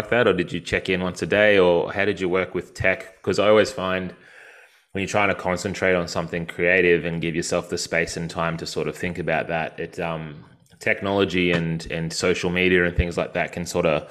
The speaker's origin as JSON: {"language": "English", "region": "Victoria", "country": "Australia", "tie": "born or raised there", "moved": "yes", "lives_now": "Queensland, Australia", "said": "I drove that all the way down from Queensland to my hometown in Victoria"}